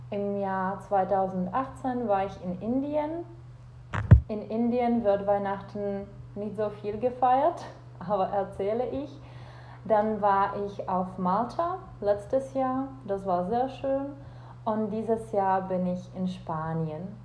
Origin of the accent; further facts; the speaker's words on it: Czechia; German is a second language; ich komme aus Tschechien und ich bin Deutschlehrerin.